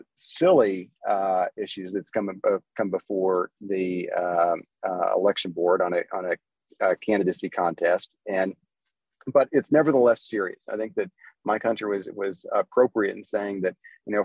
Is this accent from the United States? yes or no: yes; Seminole, Oklahoma, United States; growing up in Seminole